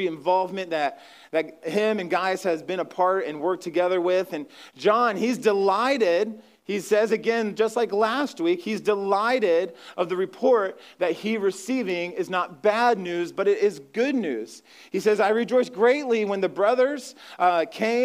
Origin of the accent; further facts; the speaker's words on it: Ohio, United States; moved away; I'm from Ohio, I'm from the Midwest